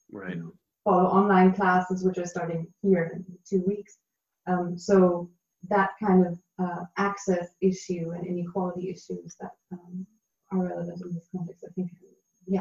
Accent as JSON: {"language": "English", "region": "Berlin", "country": "Germany", "tie": "born or raised there", "said": "my hometown, my city of Berlin"}